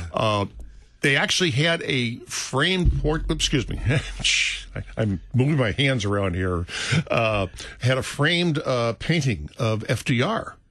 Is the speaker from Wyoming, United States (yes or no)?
no; St. Louis, Missouri, United States; born or raised there; moved away; also born or lived in California